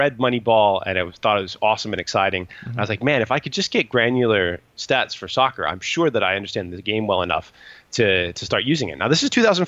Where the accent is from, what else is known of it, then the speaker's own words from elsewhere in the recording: Indiana, United States; moved away; also born or lived in Chicago suburbs, Illinois / Oklahoma; the area that I grew up in the US, I'm 41 now, mm-hmm. and we didn't have very much soccer or almost any accessible soccer when my parents sort of moved kind of out of the Chicago suburbs and down into farmland, Indiana.